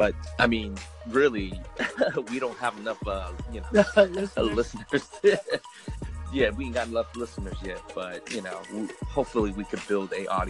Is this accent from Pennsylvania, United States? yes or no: no; Oakland, California, United States; I grew up in the Park Boulevard area, right by Oakland High.